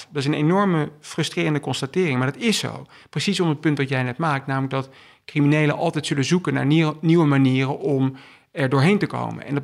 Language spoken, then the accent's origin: Dutch; Utrecht, Netherlands; also born or lived in England / Belgium; Toen zijn we verhuisd naar Engeland. Vervolgens naar België. En ik heb het merendeel van mijn jeugd in Nederland doorgebracht. Um, heb de middelbare school in Utrecht gedaan.